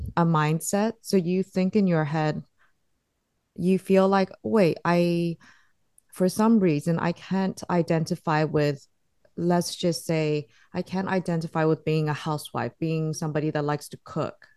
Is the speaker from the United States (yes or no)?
no; Singapore; I grew up in Singapore